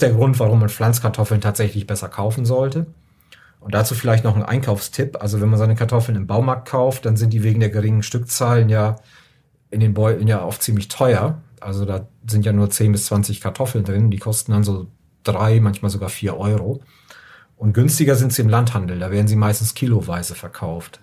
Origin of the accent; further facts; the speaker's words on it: Germany; now in Upper Rhine, Germany; als gebürtiger aus Friese